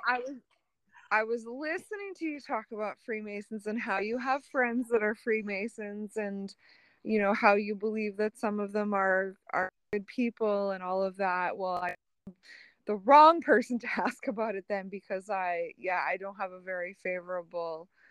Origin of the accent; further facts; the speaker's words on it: Canada; as a Canadian